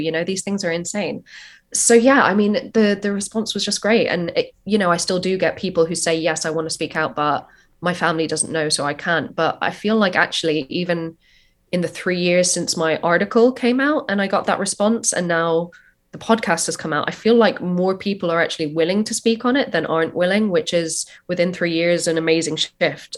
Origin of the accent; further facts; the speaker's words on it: Ireland; moved away as an adult; also born or lived in New York, United States; now in London, United Kingdom; born in London, but I grew up in Ireland